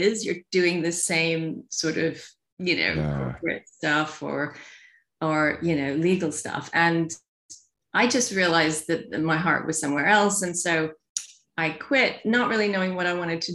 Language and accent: English; New York, United States; moved away as an adult; also born or lived in Louisiana; now in London, United Kingdom; I was born in Louisiana, and then I grew up in New York